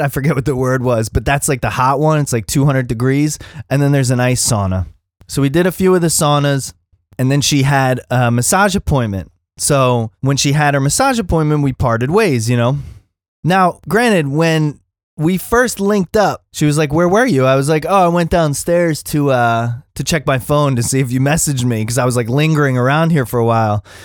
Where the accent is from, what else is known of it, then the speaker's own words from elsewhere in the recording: Philadelphia, Pennsylvania, United States; accent: East Coast; now in Los Angeles, United States; I'm from Philly